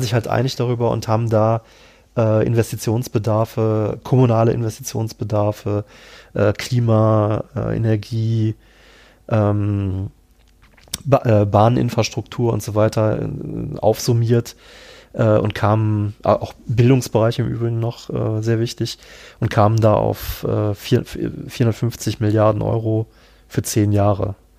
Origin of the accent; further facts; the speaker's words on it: Cologne, North Rhine-Westphalia, Germany; moved away; ich komme ja tatsächlich ursprünglich aus Köln